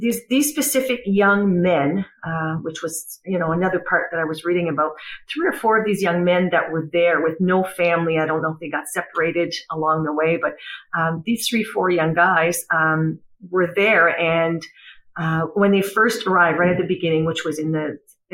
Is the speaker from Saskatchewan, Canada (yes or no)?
no; Dalhousie, New Brunswick, Canada; moved away as an adult; also born or lived in Miramichi; I am originally from Dalhousie. My daughter was born in Dalhousie. We moved when she was a baby, but my roots are in Dalhousie. And of course, myself growing up, Dalhousie was my home.